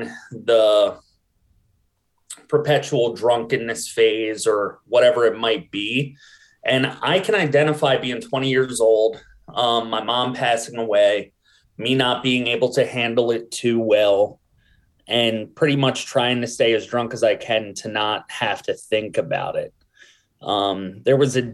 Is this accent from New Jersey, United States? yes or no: no; New Castle, Delaware, United States; I grew up in Newcastle, Delaware, in like a family that was pretty poor